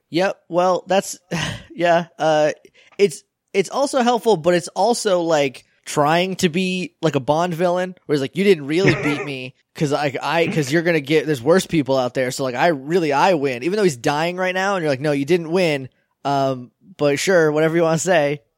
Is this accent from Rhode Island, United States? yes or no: no; New Hampshire, United States; now in Texas, United States; I'm from New Hampshire, so, like, I can understand the weird northern slang